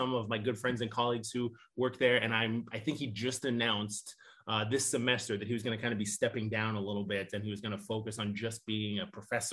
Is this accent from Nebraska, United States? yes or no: yes; Nebraska, United States; moved away as an adult; now in Northwest Indiana, United States; I'm originally from Nebraska, graduated from the University of Nebraska